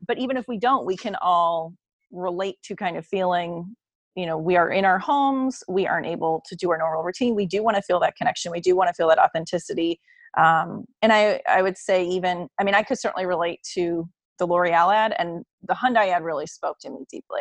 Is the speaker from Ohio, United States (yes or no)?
yes; Cleveland, Ohio, United States; I'm from Cleveland